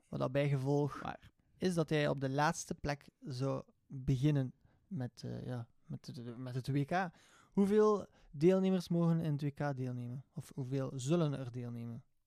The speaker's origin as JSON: {"language": "Dutch", "country": "Belgium", "said": "Uiteraard als Belg zijnde"}